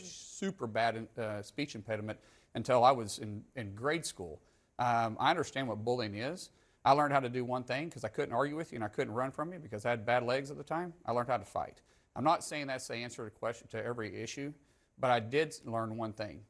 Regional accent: Oklahoma, United States; I'm a guy from Oklahoma first

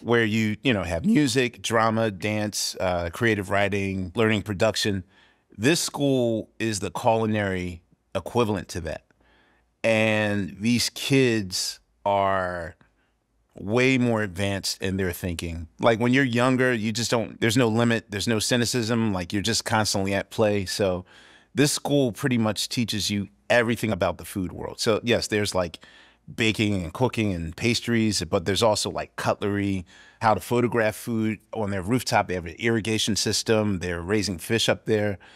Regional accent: Philadelphia, Pennsylvania, United States; I'm from Philadelphia

